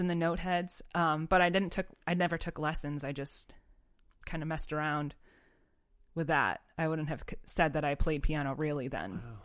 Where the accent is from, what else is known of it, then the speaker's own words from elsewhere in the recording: Pittsfield, Massachusetts, United States; I grew up in Pittsfield, Massachusetts, so other side of the state